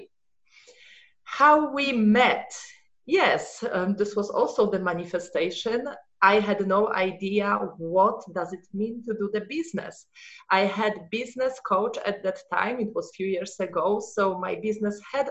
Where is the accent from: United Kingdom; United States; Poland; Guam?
Poland; English is a second language; moved away as an adult; also born or lived in Germany; I was born in Poland